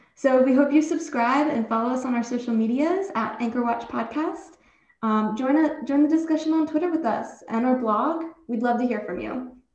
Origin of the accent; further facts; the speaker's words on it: Long Island, New York, United States; I'm from Long Island